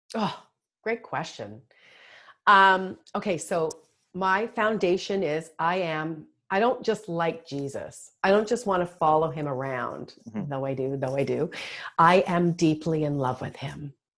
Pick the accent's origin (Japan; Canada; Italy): Canada; Toronto, Ontario; moved away as an adult; now in United States; I'm from Toronto originally. I've been in the US for 20 years